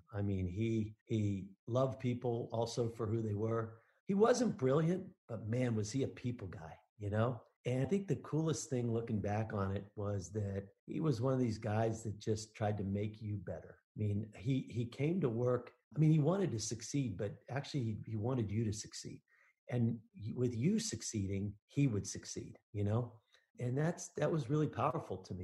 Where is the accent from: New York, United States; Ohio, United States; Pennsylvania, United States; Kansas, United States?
Pennsylvania, United States; Pittsburgh; now in Denver, United States; I'm from Pittsburgh, Pennsylvania.